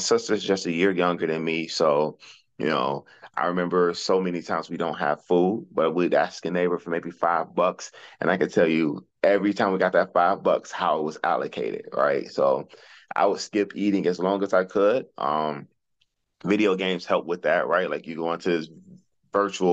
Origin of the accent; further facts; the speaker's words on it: Detroit, Michigan, United States; also born or lived in Arkansas; I grew up in Detroit